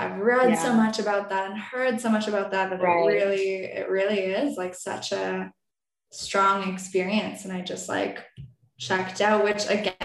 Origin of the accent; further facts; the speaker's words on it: Toronto, Ontario, Canada; I'm from Toronto and it's a big, big city